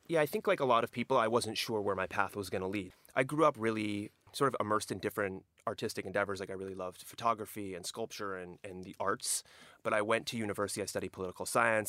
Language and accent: English; Southern California, United States; also born or lived in Europe; Growing up in Southern California, this is, these were my roots